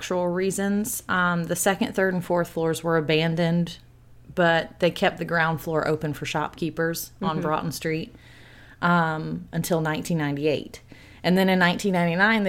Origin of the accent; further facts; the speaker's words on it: Savannah, Georgia, United States; moved away; I went back to my hometown of Savannah